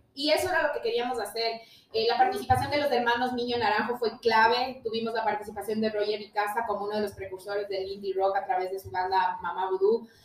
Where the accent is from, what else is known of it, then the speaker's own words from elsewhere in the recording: Ambato, Tungurahua, Ecuador; somos el corazoncito del Ecuador, no solamente el jardín, somos la alacena del Ecuador